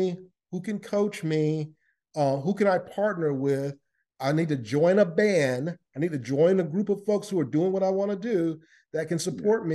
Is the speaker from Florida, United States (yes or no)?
yes; Lakeland, Florida, United States; I grew up in Lakeland, Florida, which is in the east coast of the United States